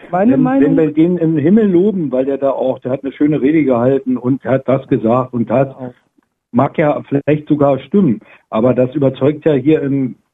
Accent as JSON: {"language": "German", "country": "Germany", "said": "Wir sind doch hier in Deutschland, wir sind Deutsche."}